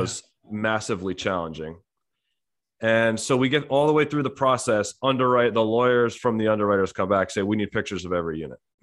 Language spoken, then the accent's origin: English; New Jersey, United States; I was born and raised in New Jersey